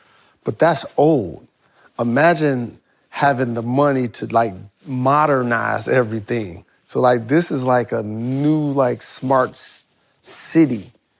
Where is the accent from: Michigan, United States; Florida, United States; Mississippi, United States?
Michigan, United States; I'm from Michigan. One of the largest populations of Arabs and Muslims are in the state of Michigan.